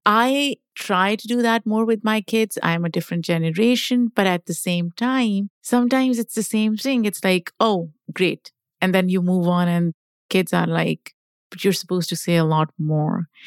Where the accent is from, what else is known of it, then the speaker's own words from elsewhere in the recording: Pakistan; now in United States; I grew up in Pakistan